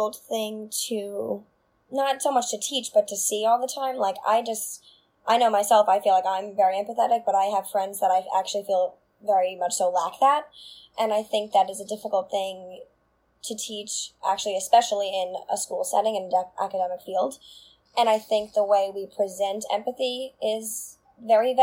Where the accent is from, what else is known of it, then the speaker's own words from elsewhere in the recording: Long Island, New York, United States; where I grew up in Sable, which is like a very small town on the south shore of Long Island